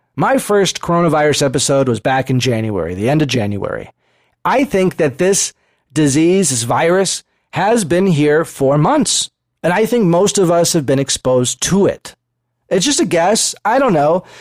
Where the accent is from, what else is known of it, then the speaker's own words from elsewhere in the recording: United States; as American citizens